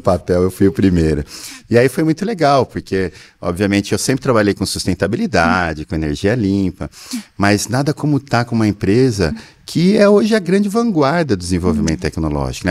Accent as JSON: {"language": "Portuguese", "country": "Brazil", "said": "nós, como brasileiros"}